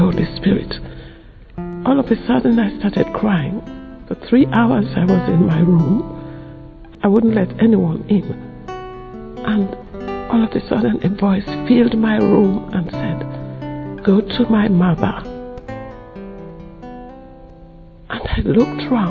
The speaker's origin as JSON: {"language": "English", "country": "Sierra Leone", "moved": "yes", "lives_now": "London, United Kingdom", "said": "I come from Sierra Leone and I live in London"}